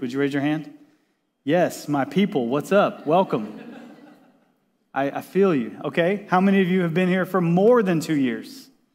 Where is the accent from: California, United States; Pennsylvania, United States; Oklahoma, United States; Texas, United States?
Texas, United States; also born or lived in Washington State; now in San Diego, United States; I grew up in Texas